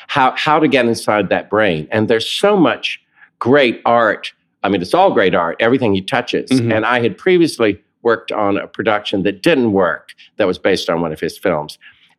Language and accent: English; the South, United States; accent: Southern; To hear David Corns do my Southern accent and talk and starting with the wrist is really worth it.